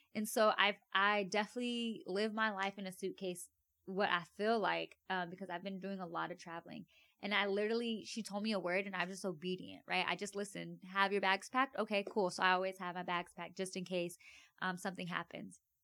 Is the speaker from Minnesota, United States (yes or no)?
no; Avondale, Arizona, United States; I grew up in Avondale, Arizona.